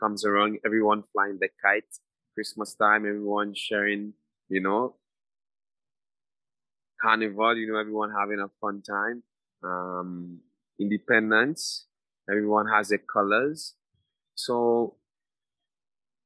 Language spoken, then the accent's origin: English; Willis, Saint George, Grenada; I'm from a place called Willis. It's located at the parish of St. George's